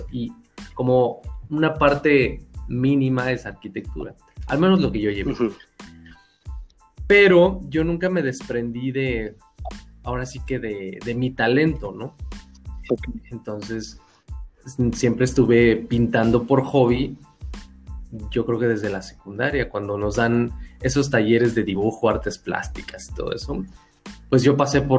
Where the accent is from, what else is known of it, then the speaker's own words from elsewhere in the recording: Hidalgo, Mexico; De ahí en fuera, pues he vivido en distintas otras ciudades, pero básicamente soy de {S1} Hidalgo.